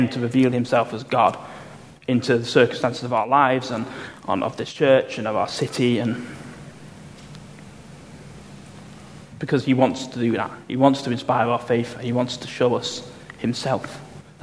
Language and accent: English; United Kingdom; I'm a British